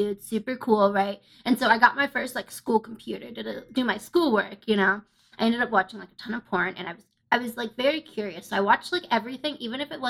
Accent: Ohio, United States; I'm from Ohio.

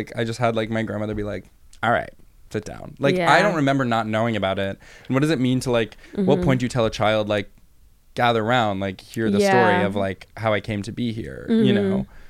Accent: United States; as an American and as a Jew

